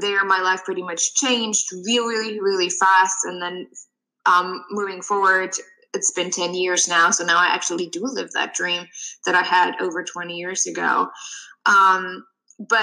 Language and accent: English; Germany; moved away as an adult; now in United States; I'm originally from Germany and I moved to the US about 9 years ago